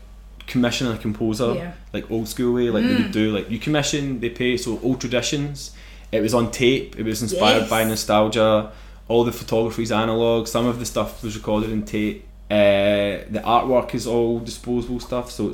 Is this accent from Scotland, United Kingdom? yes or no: yes; Airdrie, Scotland, United Kingdom; also born or lived in Bellshill / Germany; growing up in Airdrie